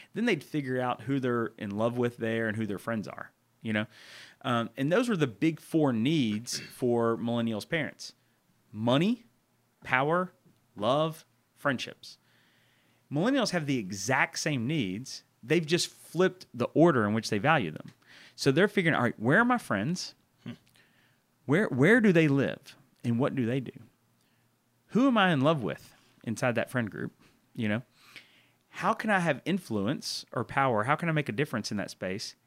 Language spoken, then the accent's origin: English; Murfreesboro, Tennessee, United States; moved away as an adult; also born or lived in Texas; now in Memphis, United States; I'm from Murfreesboro, Tennessee.